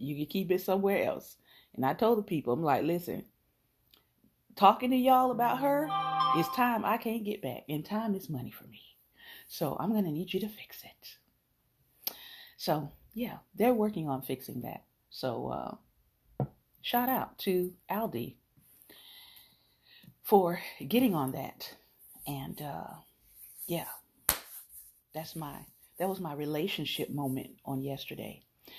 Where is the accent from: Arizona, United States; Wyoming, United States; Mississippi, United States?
Mississippi, United States; Kosciusko; makes me think of growing up in Kosciusko, Mississippi, and how the church was the center point of our life.